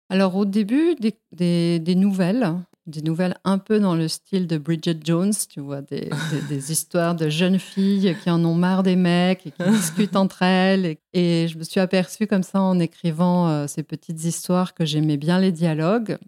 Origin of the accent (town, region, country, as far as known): Mexico; born or raised there; also born or lived in Spain; now in Lyon, France